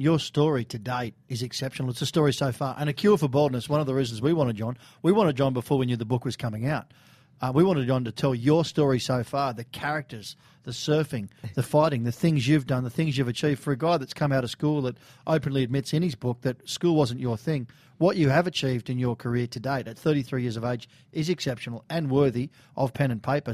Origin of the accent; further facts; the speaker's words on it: Sydney, New South Wales, Australia; Silky and I grew up in Bondi.